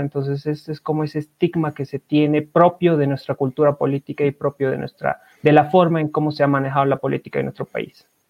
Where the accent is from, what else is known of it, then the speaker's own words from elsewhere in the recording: Bolivia; como bolivianos